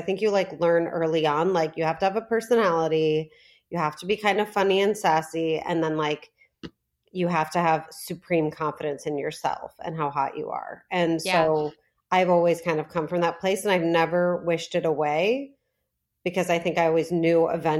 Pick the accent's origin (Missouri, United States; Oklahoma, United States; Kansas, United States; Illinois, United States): Illinois, United States; Lincolnshire; Lincolnshire, Illinois. It's as white as it sounds.